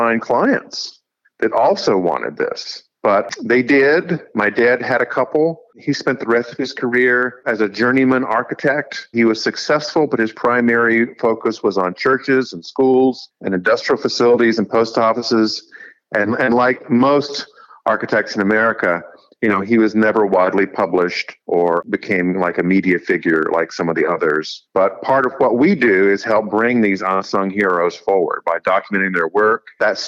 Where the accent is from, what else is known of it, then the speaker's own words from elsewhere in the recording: Raleigh, North Carolina, United States; Raleigh, which is where I grew up in North Carolina